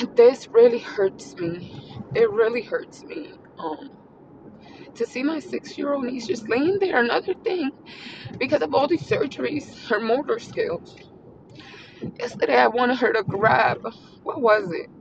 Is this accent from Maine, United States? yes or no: no; Pennsylvania, United States; my sister, older sister that came from New York City, we are from Pennsylvania.